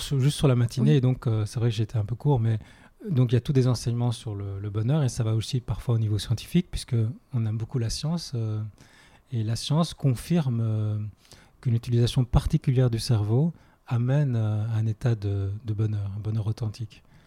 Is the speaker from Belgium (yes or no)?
yes; Belgium; moved away; je viens de Belgique à la base.